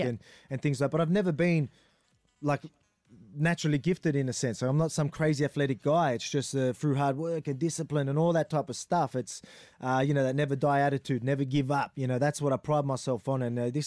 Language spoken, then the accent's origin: English; Wollongong, New South Wales, Australia; I'm still from the Wollongong. I live around the corner from the gym